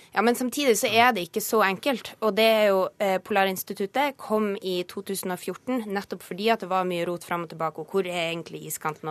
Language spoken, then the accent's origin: Norwegian; Northern Norway, Norway; nå kommer jeg fra Nord-Norge